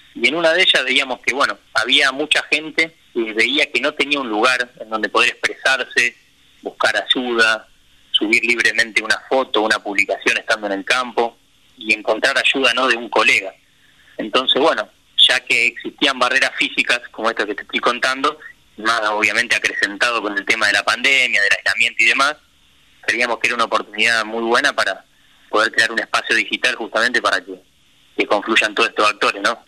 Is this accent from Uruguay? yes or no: no; Rosario, Santa Fe, Argentina; Nosotros somos los dos rosarinos.